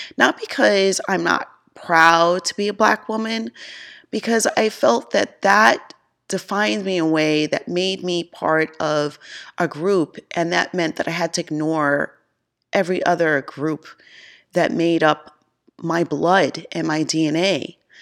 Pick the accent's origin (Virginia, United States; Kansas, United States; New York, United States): New York, United States; Mount Vernon; moved away as an adult; also born or lived in Bronx, New York; now in Charlotte, United States; I felt growing up in New York, I could be whoever I want